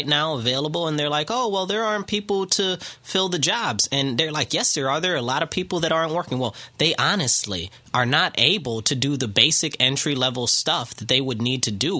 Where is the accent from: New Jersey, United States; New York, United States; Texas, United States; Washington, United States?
New York, United States; Rochester; I'm from the city of Rochester. I grew up in Rochester pretty much all my life.